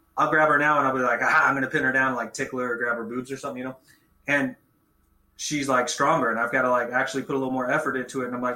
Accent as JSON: {"language": "English", "area": "Stockton Lake", "region": "Missouri", "country": "United States", "tie": "born or raised there", "also_born_or_lived": "Bolivar, Missouri / Springfield, Missouri / Wichita, Kansas / Destin, Florida", "said": "I lived around Stockton Lake most of my childhood"}